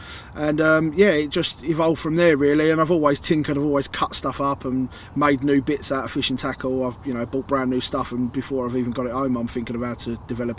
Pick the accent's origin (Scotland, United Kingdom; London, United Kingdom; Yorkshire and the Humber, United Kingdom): London, United Kingdom; Hornchurch; also born or lived in Walthamstow; So I moved from Walthamstow when I was a kid, when I was 10. Started pretty much at senior school when I moved to Hornchurch